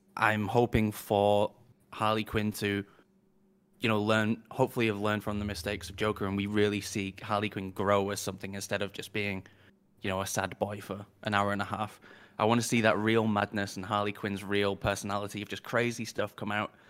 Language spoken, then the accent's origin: English; United Kingdom; as a Brit